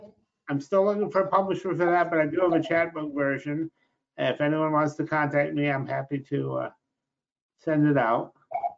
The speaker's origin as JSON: {"language": "English", "town": "Rochester", "region": "New York", "country": "United States", "also_born_or_lived": "Los Angeles", "said": "I started my poetry career in Los Angeles, but I'm originally from Rochester, New York, Kodak Country, the land of Susan B. Anthony and Frederick Douglass."}